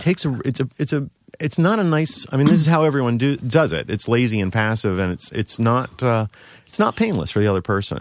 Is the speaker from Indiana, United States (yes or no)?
no; Baltimore, Maryland, United States; now in New York, United States; I'm originally from Baltimore